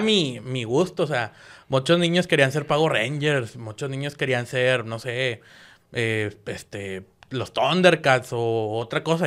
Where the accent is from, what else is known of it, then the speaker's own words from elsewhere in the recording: Guadalupe, Nuevo León, Mexico; nací en Guadalupe, Nuevo León